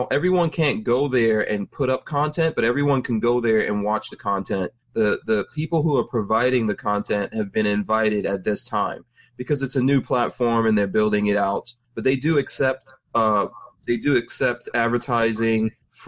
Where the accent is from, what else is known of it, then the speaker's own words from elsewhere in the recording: New York City, New York, United States; also born or lived in Caribbean; now in Florida, United States; growing up in New York City.